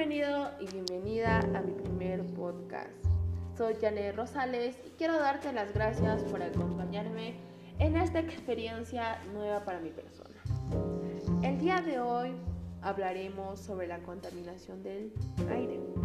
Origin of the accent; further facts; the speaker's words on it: Peru; como peruanos que somos